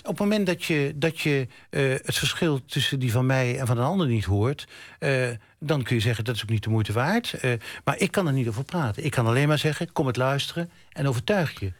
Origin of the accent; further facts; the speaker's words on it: Zwolle, Overijssel, Netherlands; ik kom uit Zwolle